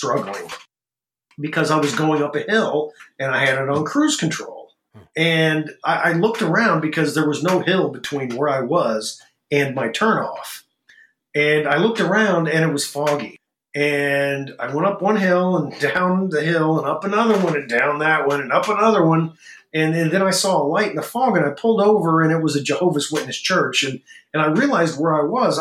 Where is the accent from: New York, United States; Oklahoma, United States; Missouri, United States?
Missouri, United States; Orrick; my hometown of Orrick